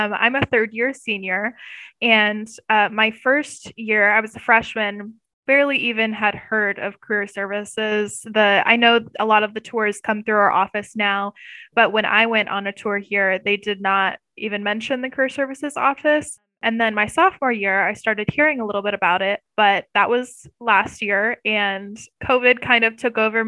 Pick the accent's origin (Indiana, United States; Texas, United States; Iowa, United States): Iowa, United States; Pleasantville; moved away; I grew up in Pleasantville, Iowa, which is a tiny, tiny town in like Southern Iowa